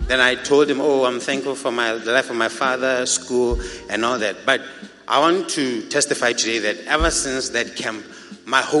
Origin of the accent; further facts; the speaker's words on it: Botswana; This is Botswana.